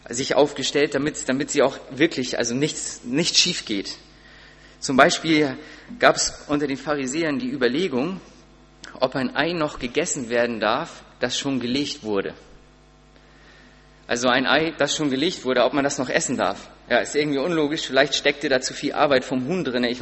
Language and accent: German; Sparrieshoop, Schleswig-Holstein, Germany; ich komme aus Sparishoop und musste dann auch immer irgendwie ein Auto kriegen von meinen Eltern.